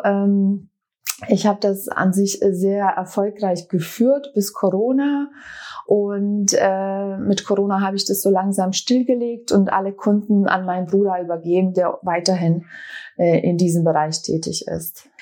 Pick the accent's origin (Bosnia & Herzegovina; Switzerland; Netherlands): Bosnia & Herzegovina; now in Berlin, Germany; ich komme ursprünglich aus Bosnien-Herzegowina. Wir sind 95 nach Berlin geflüchtet